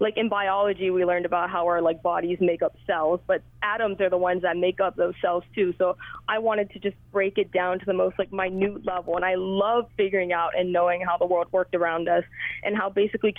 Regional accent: Hawaii, United States; Because we're like struggling to kind of both exist as a Hawaiian, but then also as a Hawaiian who is not perceived as Hawaiian by everybody else.

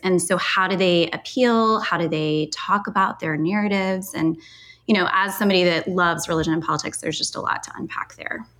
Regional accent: Lexington County, South Carolina, United States; I'm born and raised in Lexington County. I'm a native.

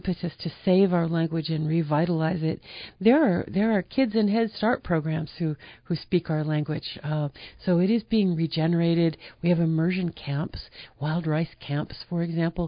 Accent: upstate New York, United States; I grew up in upstate New York

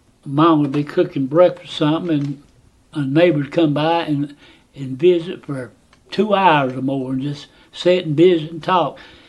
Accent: Atlanta, Georgia, United States; I was born in 1938 on Powell Street, and I worked in the cotton mill.

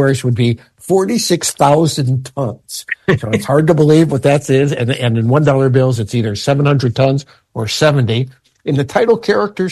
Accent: Illinois, United States; moved away; my hometown in Illinois

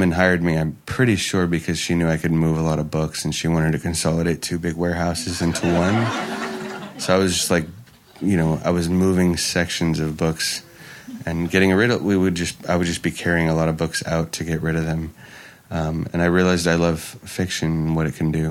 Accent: Oakland, California, United States; I grew up in Oakland

